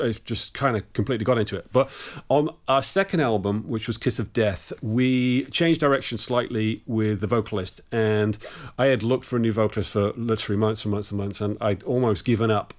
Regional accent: Bristol, South West England, United Kingdom; I'm actually from Bristol in the southwest of England.

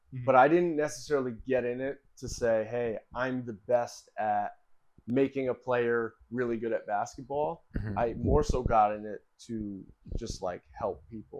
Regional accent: North Branford, Connecticut, United States; obviously, from North Branford originally, Branford, Connecticut. It's a small town.

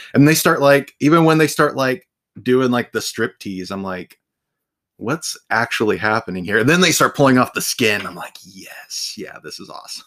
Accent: Ohio, United States; I'm from Ohio, so I am surrounded by cornfields all the time

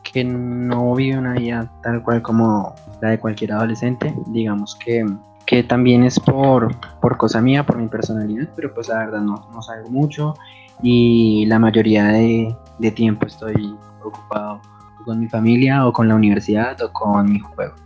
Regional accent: Colombia; now in Bogotá, Colombia

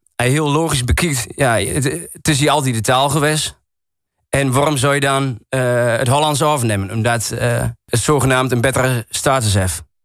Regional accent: Enter, Overijssel, Netherlands; accent: Achterhoeks; first language Achterhoeks; now in Goor, Netherlands; Ja, ik woon nu in Goa. Ik heb altijd in Ente gewoond. Als ze me vragen, waar kom je vandaan? Ik zal nooit zeggen, ik kom uit Goa. Ja, ik kom wel uit Goa, maar ik zal zeggen, ik kom uit Ente.

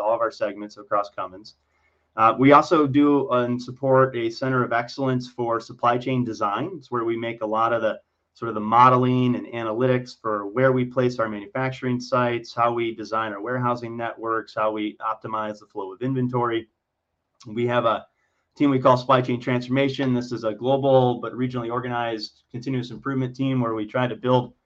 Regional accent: Michigan, United States; also born or lived in Ohio; now in Illinois, United States; I was born in Ohio, raised in Michigan

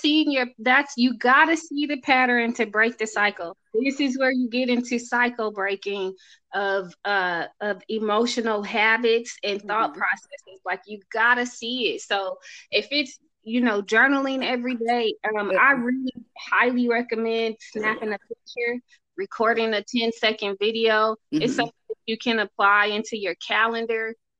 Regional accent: Oakland, California, United States; I'm from Oakland. I just look like this.

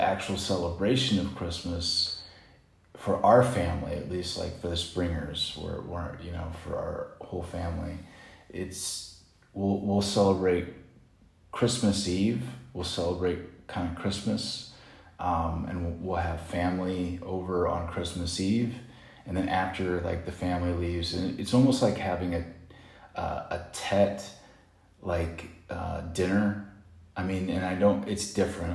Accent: Indiana, United States; moved away as an adult; now in Vietnam; I'm from Indiana

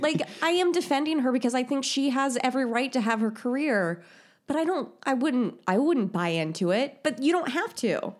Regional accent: Indiana, United States; I'm from Indiana.

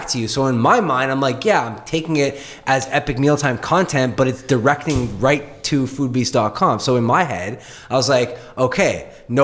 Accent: Canada

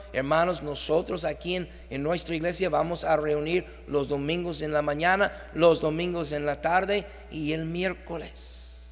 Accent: Mexico; Nosotros decimos como mexicanos

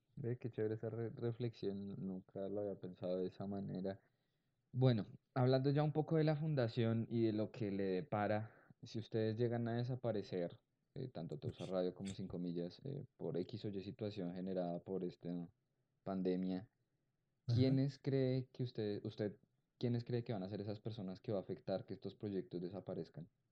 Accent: Colombia; also born or lived in Cali; no solamente como colombianos

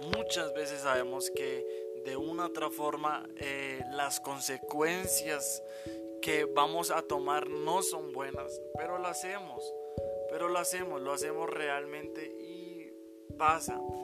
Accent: Bogotá, Colombia; Nosotros somos de Bogotá, Colombia y estamos casados

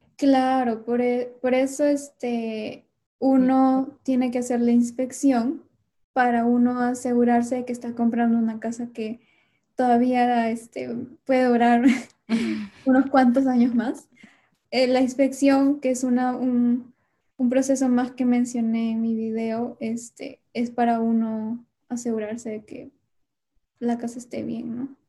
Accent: Lima, Peru; moved away as an adult; now in Washington, United States; yo soy de Lima

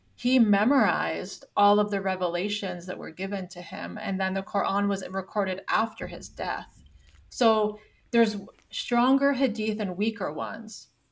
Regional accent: Canada; now in United States; I live in the United States right now. Yes, I'm Canadian.

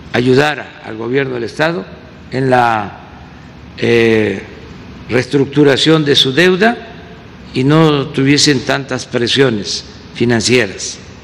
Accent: Mexico; todos somos de México

